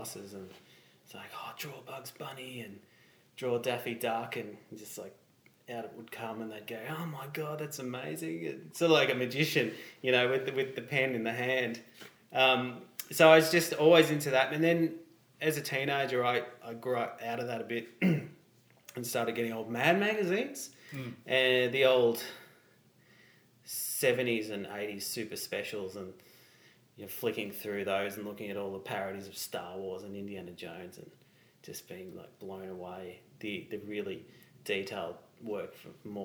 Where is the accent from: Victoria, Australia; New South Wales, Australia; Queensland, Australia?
Victoria, Australia; Geelong; moved away as an adult; now in Melbourne, Australia; Born and bred in Geelong